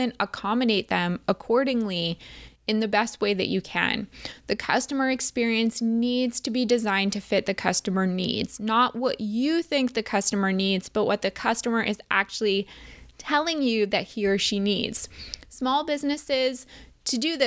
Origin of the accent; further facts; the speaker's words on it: New Jersey, United States; We were both born and raised in New Jersey